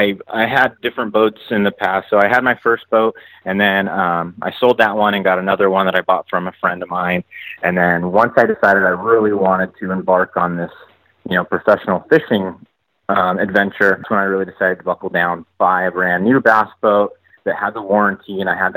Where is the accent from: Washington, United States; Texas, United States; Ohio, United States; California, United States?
California, United States; Santee; I was born and raised out here in Santee, California. It's the specific city that I'm from. It's a suburb of San Diego.